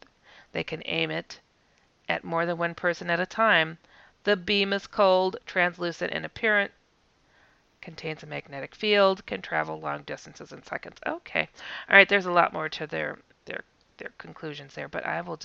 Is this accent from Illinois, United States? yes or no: no; Wisconsin, United States; I'm from Wisconsin